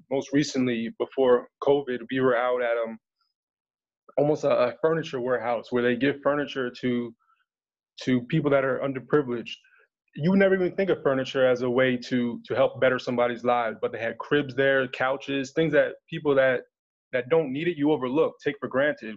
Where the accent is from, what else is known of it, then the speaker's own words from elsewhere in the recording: New Jersey, United States; moved away as an adult; also born or lived in Pennsylvania; now in Washington DC area, United States; I'm in the DMV by way of New Jersey. Been up there 20 plus years.